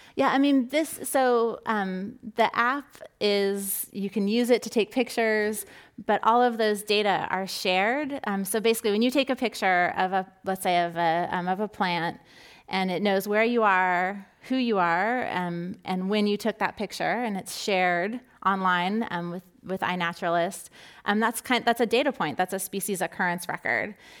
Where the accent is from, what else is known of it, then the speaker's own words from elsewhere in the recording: Southern California, United States; I grew up in Southern California